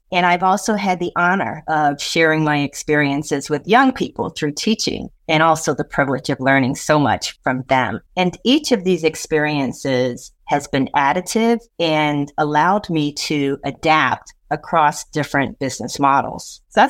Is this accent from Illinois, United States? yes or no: yes; Chicago, Illinois, United States; moved away as an adult; also born or lived in London / New York; I was born and raised in Chicago. I'm the youngest of five children. I grew up in one of the first neighborhoods that was built from the ground up for Black first-time homeowners